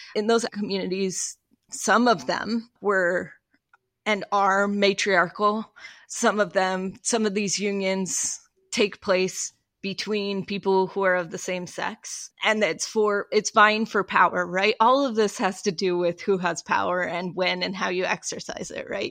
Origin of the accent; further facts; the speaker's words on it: Utah, United States; I grew up in Utah